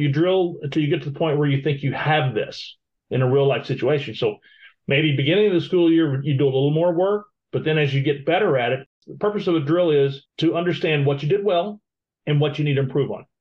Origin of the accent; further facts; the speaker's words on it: Florida, United States; we're from Florida